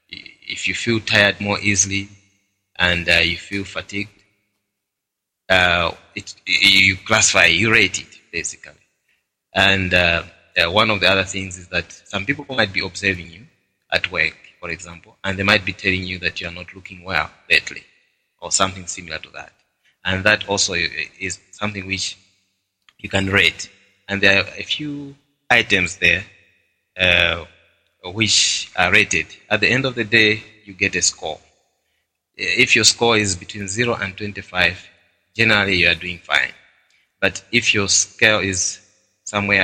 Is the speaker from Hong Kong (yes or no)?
no; Malawi; now in Botswana; my home country of Malawi